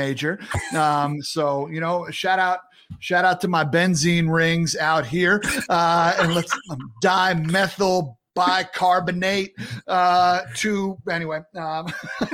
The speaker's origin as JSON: {"language": "English", "area": "Long Island", "region": "New York", "country": "United States", "tie": "born or raised there", "said": "where I grew up on Long Island."}